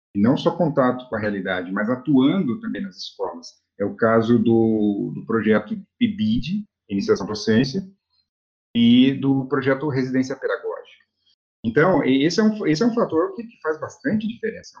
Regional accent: Florianópolis, Santa Catarina, Brazil; moved away; also born or lived in Cambé, Paraná; eu sou natural de Florianópolis

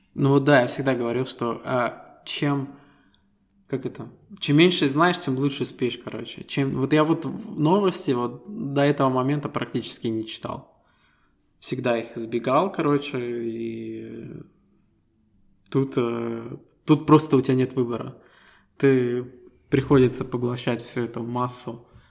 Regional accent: Estonia; Мы ребята из Эстонии

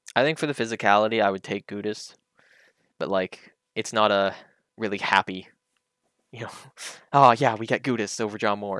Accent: Canada; as a Canadian

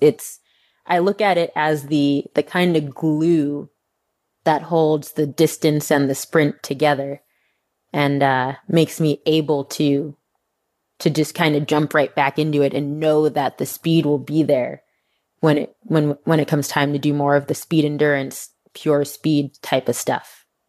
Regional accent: Northeast, United States; moved away as an adult; now in Texas, United States; growing up on the Northeast

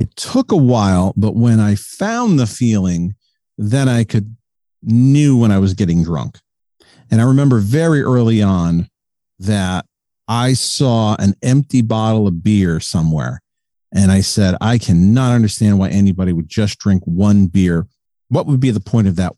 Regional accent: South Windsor, Connecticut, United States; I'm from South Windsor, Connecticut. It's just outside of Hartford. So I'm an East Coast guy

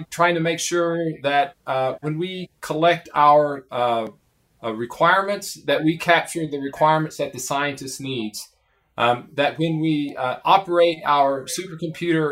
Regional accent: Prestonsburg, Kentucky, United States; moved away as an adult; now in Oak Ridge, United States; I grew up in a small town in Kentucky, just about 200 miles from Oak Ridge, called Prestonsburg, Kentucky

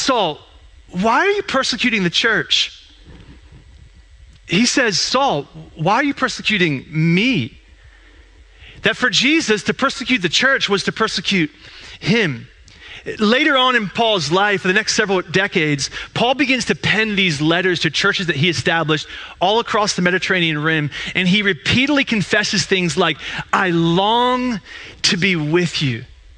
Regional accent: Eastern Pennsylvania, United States; moved away; I am from Eastern PA

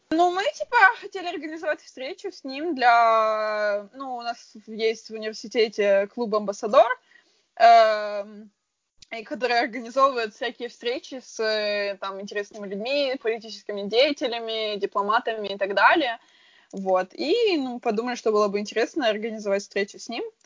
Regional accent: Frankfurt, Hesse, Germany; В Германии всегда жила

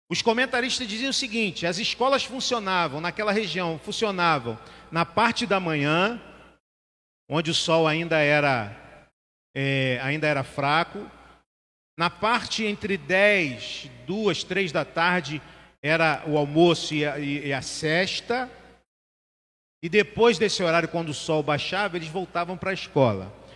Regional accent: Rio de Janeiro, Brazil; Eu sou de Bel.

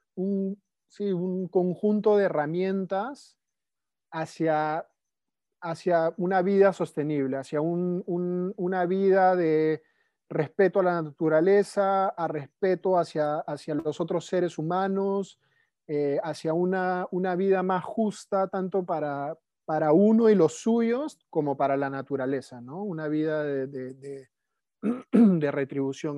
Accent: Lima, Peru; moved away as an adult; also born or lived in Netherlands; nací en Lima, Perú, hace 37 años.

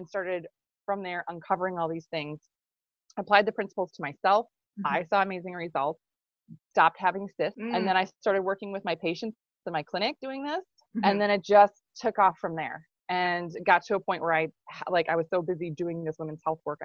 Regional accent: Minnesota, United States; I'm from Minnesota. So I actually live in Minneapolis.

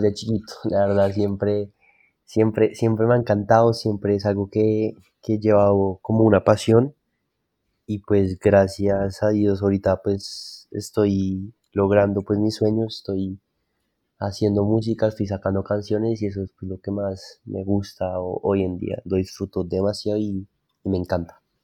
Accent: Bogotá, Colombia; yo nací en Bogotá, soy, de acá de Bogotá

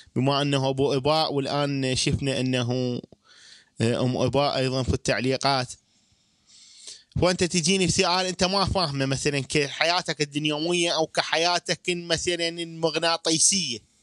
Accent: Iraq; نحن كشعب عراقي

